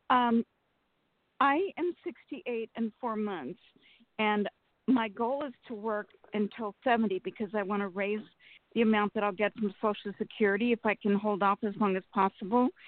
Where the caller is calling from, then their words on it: Sacramento, California, United States; from Sacramento.